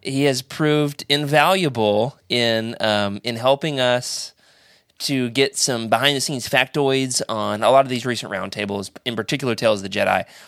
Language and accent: English; Oklahoma, United States; my hometown, Oklahoma